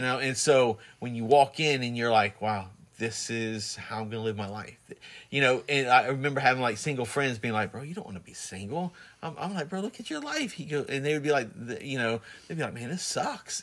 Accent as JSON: {"language": "English", "town": "Plant City", "region": "Florida", "country": "United States", "tie": "born or raised there", "also_born_or_lived": "New Jersey", "moved": "yes", "said": "when we first got married, we moved back to Plant City"}